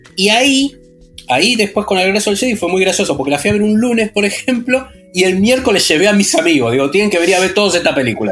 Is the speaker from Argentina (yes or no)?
yes; Argentina; como todo argentino